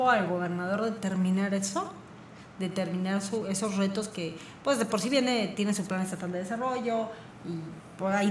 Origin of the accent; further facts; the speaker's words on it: Querétaro, Mexico; somos pocos queretanos.